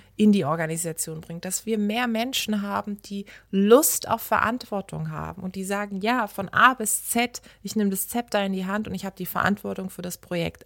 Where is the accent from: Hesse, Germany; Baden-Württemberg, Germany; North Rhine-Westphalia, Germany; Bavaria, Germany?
Baden-Württemberg, Germany; Karlsruhe; moved away; in meiner Heimatstadt in Karlsruhe